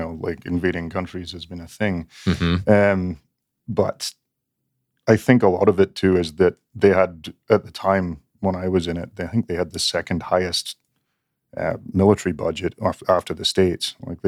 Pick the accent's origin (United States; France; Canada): Canada; Because I grew up in Canada and it didn't seem realistic, really.